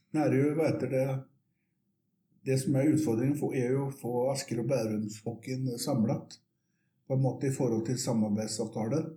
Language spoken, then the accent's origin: Norwegian; Västervik, Kalmar County, Sweden; moved away as an adult; now in Oslo, Norway; liten by som heter Vestvik, som ligger 25 mil nedenfor Småland, på østkysten